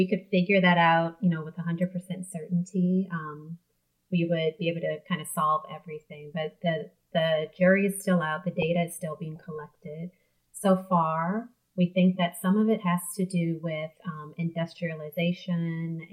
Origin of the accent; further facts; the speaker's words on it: New Orleans, Louisiana, United States; moved away as an adult; also born or lived in Arkansas; I am from New Orleans, Louisiana, and I'm the youngest of five girls there. I, went to high school there and then left for college, returned for medical school